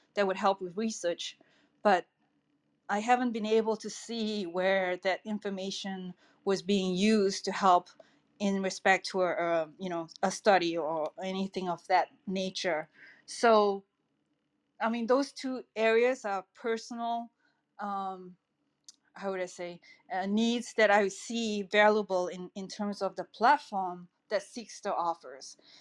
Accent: Singapore; now in El Granada, United States; I'm originally from Singapore

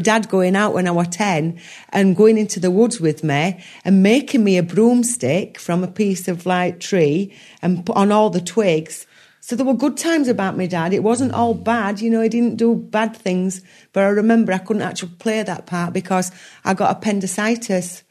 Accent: Yorkshire and the Humber, United Kingdom; I'm a Yorkshire lass.

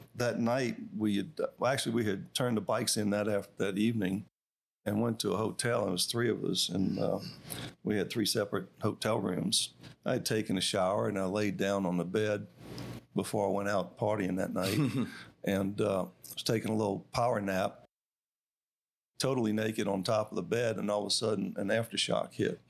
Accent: Madisonville, Louisiana, United States; my hometown

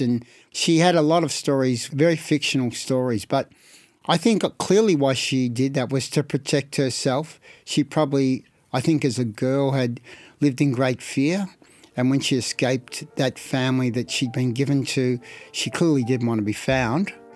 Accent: Carlton, Victoria, Australia; born or raised there

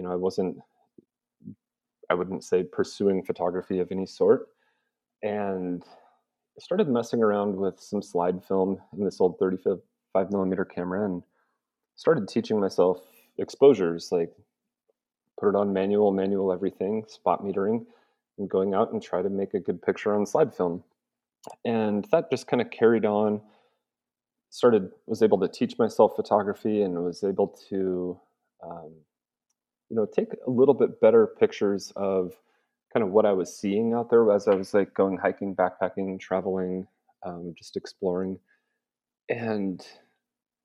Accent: Montana, United States; I grew up in Western Montana. So, I mean, the outdoors were all over and around me every day.

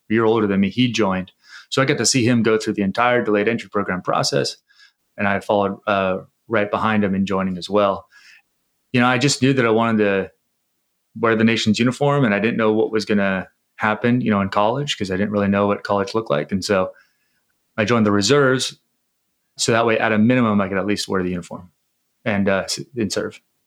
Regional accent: San Diego, California, United States; I was born and raised in San Diego, uh, California

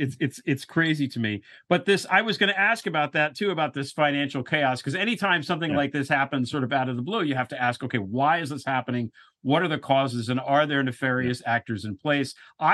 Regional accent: United States; As an American

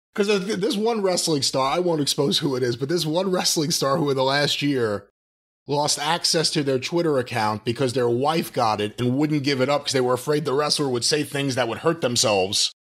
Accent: New York, United States; I'm a New Yorker

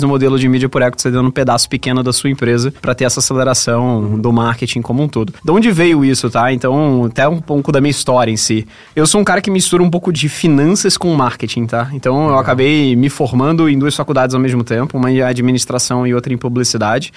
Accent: Rio de Janeiro, Brazil; moved away as an adult; now in São Paulo, Brazil; eu sou carioca, mas eu tô aqui há 10 anos já em São Paulo

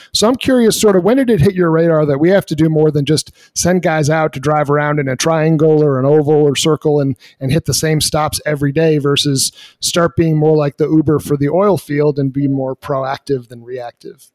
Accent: New England, United States; Growing up in New England

